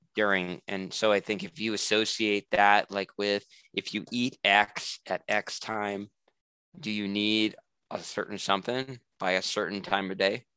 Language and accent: English; New England, United States; I'm from New England, like it's relatively cold in the winter